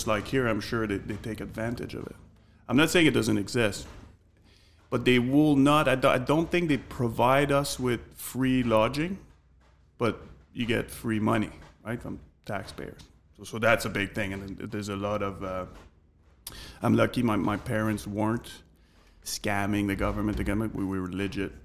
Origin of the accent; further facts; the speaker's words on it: Montreal, Quebec, Canada; accent: French Canadian; English is a second language; moved away as an adult; now in London, United Kingdom; I grew up in Montreal, Canada, big city